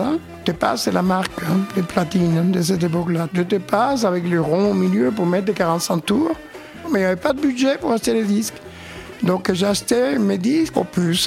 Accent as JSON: {"language": "French", "region": "Havana", "country": "Cuba", "tie": "born or raised there", "moved": "as an adult", "lives_now": "Paris, France", "said": "extrêmement timide à La Havane, Cuba. Je suis né à Cuba"}